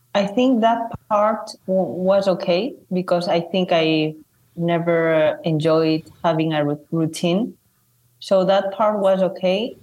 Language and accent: English; Zaragoza, Aragon, Spain; also born or lived in China / London / United States; I'm from Spain, from a city called Zaragoza, which is between Madrid and Barcelona. And I'm originally from China.